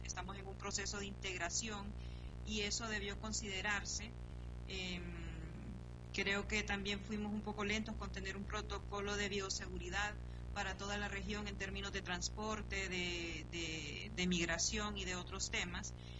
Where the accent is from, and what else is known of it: Honduras